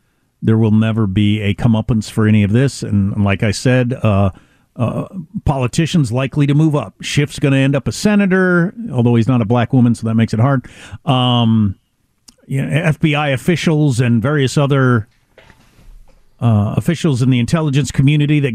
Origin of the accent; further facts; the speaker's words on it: Midwest, United States; I'm from the Midwest.